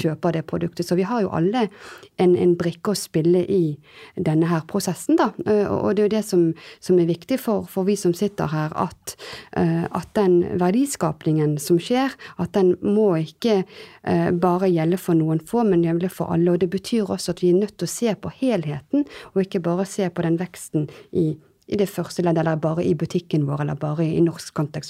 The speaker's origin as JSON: {"language": "Norwegian", "town": "Bergen", "region": "Vestland", "country": "Norway", "also_born_or_lived": "France", "moved": "yes", "lives_now": "Oslo, Norway", "said": "Jeg er halvt bergenser, halvt eh, fransk, eh, som nå bor i, bor i Oslo."}